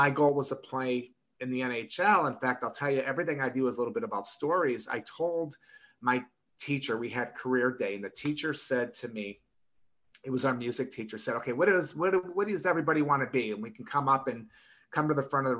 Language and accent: English; Detroit, Michigan, United States; I grew up in Michigan, in Detroit